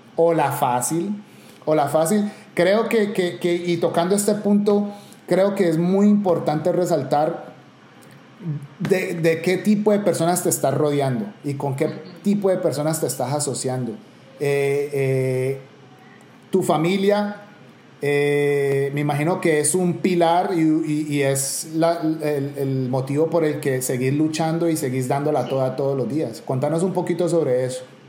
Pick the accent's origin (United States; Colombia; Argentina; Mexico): Colombia; Cali, Valle del Cauca; como caleño